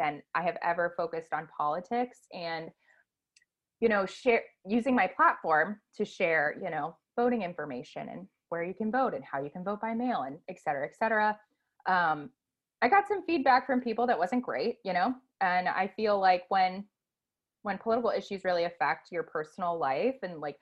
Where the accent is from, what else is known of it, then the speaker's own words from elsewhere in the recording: Cleveland, Ohio, United States; moved away as an adult; now in Tampa, United States; I'm originally from Cleveland, Ohio. I've been living in Tampa for a little over a year, but I still view Cleveland as my home